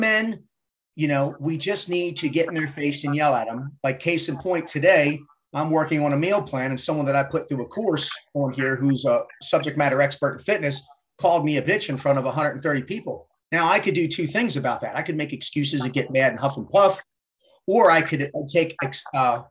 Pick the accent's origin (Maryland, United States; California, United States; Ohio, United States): Maryland, United States; Baltimore; Baltimore native, born and raised in Baltimore, Maryland, 50 years young